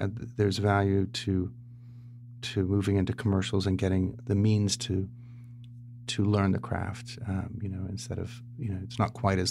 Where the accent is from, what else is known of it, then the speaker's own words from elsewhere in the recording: San Diego, California, United States; also born or lived in Tennessee / Los Angeles; I grew up in San Diego